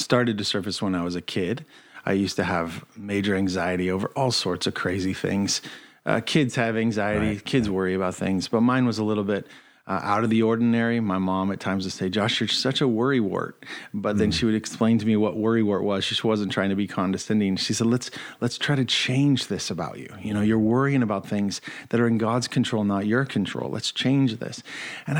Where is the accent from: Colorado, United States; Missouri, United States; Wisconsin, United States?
Colorado, United States; I grew up in Colorado